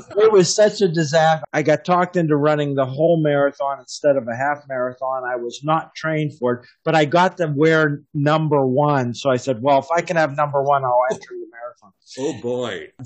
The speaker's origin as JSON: {"language": "English", "region": "Pennsylvania", "country": "United States", "tie": "born or raised there", "also_born_or_lived": "Cairo, Egypt", "accent": "American", "moved": "yes", "lives_now": "Toronto, Canada", "said": "I'm in Toronto now, but I'm born and raised in Pennsylvania."}